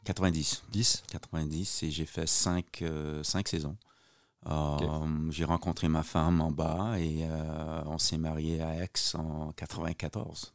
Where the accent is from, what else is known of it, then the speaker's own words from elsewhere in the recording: Montreal, Quebec, Canada; moved away as an adult; also born or lived in Ottawa / France; je suis né à Montréal en 1961